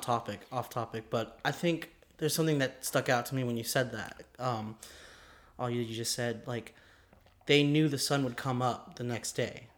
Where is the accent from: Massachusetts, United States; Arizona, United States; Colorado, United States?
Arizona, United States; Mesa; We both kind of live in Arizona. Um, I'm from Mesa.